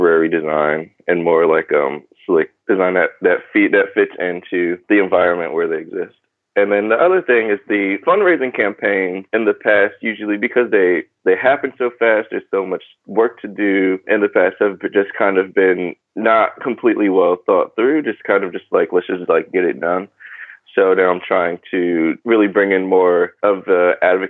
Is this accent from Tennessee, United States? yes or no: no; New Haven, Connecticut, United States; moved away as an adult; also born or lived in Philadelphia, Pennsylvania / Baltimore, Maryland; now in Brooklyn, New York, United States; I grew up in New Haven, Connecticut